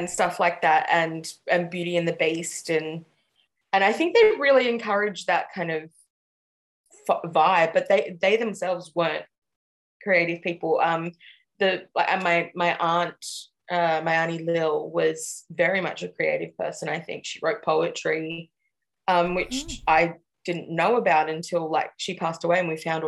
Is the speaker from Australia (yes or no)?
yes; Sydney, New South Wales, Australia; I grew up out at Guildford and like Darug country out west